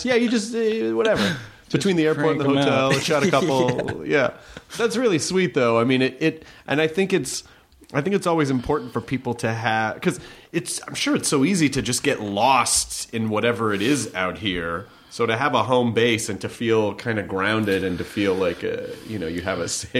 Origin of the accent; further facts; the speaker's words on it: Memphis, Tennessee, United States; But then it's also that cause I'm from the South too, but not like that. I mean, I'm from Memphis, so it was a larger city, but there was still that sort of small town mentality